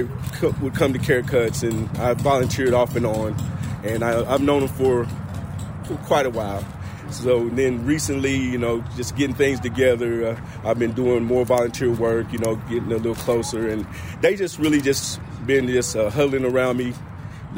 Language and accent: English; Rockwood, Tennessee, United States; also born or lived in Rockford, Illinois / Cleveland, Ohio; now in Knoxville, United States; I was born in Rockford, Illinois, but I was raised in Rockwood, Tennessee